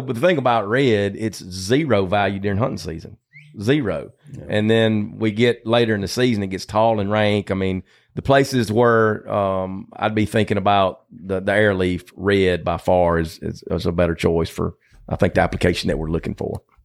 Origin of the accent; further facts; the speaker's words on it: Batesville, Mississippi, United States; I grew up in Batesville on a hog farm, about uh, sixty miles south of Memphis